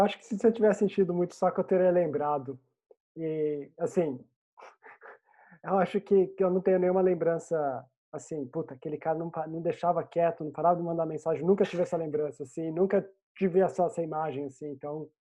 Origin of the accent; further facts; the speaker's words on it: Pindamonhangaba, São Paulo, Brazil; moved away as an adult; now in England; eu sou do, do Vale do Paraíba, né, no Brasil. Então, eu cresci em, na minha saudosa Pindamonhangaba